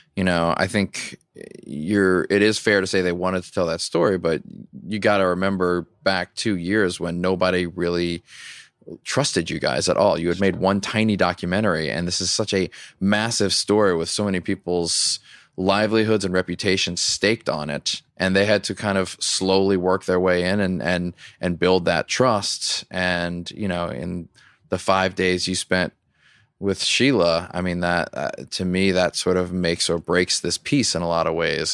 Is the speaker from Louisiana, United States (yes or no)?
yes; Louisiana, United States; I grew up in Louisiana